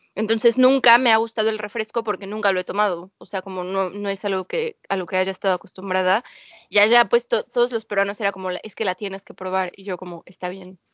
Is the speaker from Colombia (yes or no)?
no; Mexico; moved away as an adult; now in United Kingdom; soy mexicana